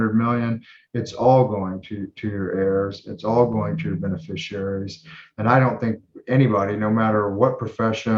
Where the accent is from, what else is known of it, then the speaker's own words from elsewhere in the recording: North of Dallas, Fort Worth area in North Texas, United States; North of Dallas, Fort Worth area in North Texas.